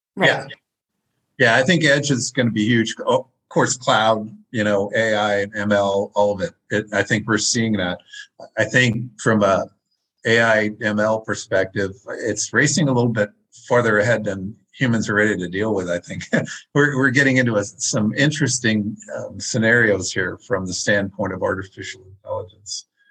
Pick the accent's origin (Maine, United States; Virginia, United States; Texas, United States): Maine, United States; I'm from Maine